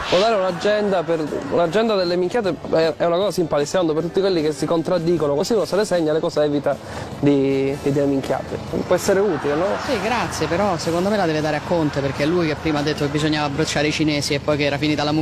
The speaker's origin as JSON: {"language": "Italian", "region": "Southern Italy", "country": "Italy", "said": "Lo dico per lei, anche io sono terrone, quindi l'ho visto sulla pelle."}